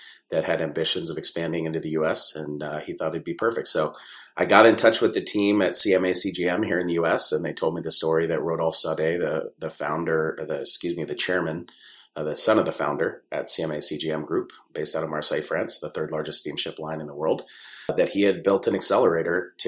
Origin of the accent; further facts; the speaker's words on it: San Diego, California, United States; I grew up mostly in San Diego, California.